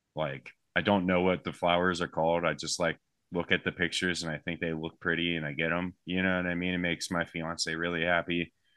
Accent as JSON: {"language": "English", "country": "United States", "said": "I'm from the United States."}